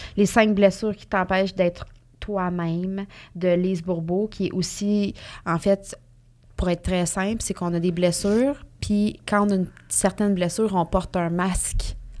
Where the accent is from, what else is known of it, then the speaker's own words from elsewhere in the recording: Mauricie, Quebec, Canada; moved away as an adult; on vient de la, de la Mauricie toutes les deux